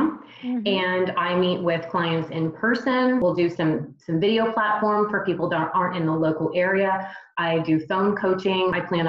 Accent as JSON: {"language": "English", "region": "Texas", "country": "United States", "lives_now": "Charlotte, United States", "said": "I've only been in the Charlotte area for about a year and a half. I'm a transplant from Texas."}